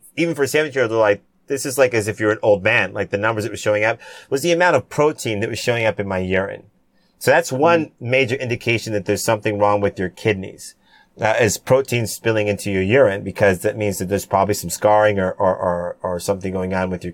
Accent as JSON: {"language": "English", "town": "San Diego", "region": "California", "country": "United States", "tie": "born or raised there", "also_born_or_lived": "Cayman Islands (ancestry) / Jamaica (ancestry)", "said": "My dad served in the Navy for 15 years. We grew up in San Diego"}